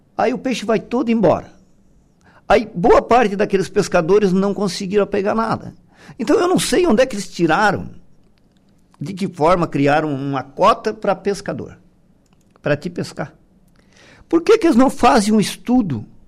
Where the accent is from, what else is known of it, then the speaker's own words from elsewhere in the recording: Passo de Torres, Santa Catarina, Brazil; nós somos de Passo de Torres